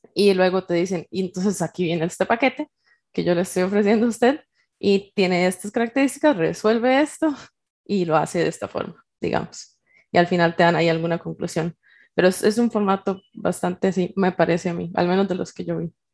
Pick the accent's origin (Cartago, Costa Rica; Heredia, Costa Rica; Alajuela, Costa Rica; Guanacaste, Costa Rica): Alajuela, Costa Rica; Naranjo; moved away as an adult; now in San José, Costa Rica; yo vivo en San José, Costa Rica, soy de Naranjo, pero por temas de la U y de la vida un poco más adulta, me tocó venirme para, San José